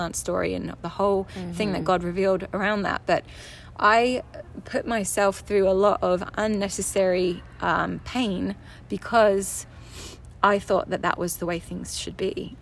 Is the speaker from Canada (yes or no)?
no; England, United Kingdom; also born or lived in California; I was born in California, moved back to England when I was 2 with my sister. She was 4 and my mom, and had a kind of bi-continental relationship with my dad, where I would see him for 2 months every summer and then every other Christmas. And grew up for the most part with my mum